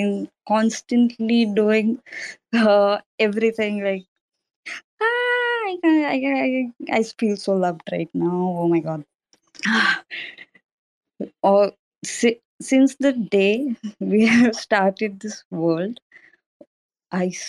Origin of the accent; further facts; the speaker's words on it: India; I'm from India